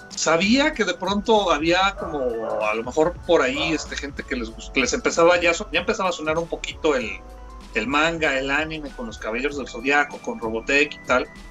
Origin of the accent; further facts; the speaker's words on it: Aguascalientes, Mexico; aquí en, mi tierra, en Aguascalientes, cuando yo empecé con todo este rollo de, la dibujada